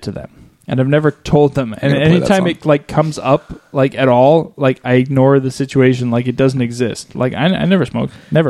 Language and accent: English; Canada; I'm Canadian